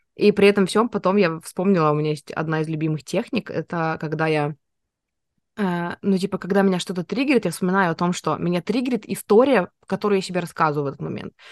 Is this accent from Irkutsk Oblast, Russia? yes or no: no; Nizhnevartovsk, Khanty-Mansi Autonomous Okrug, Russia; born or raised there; moved away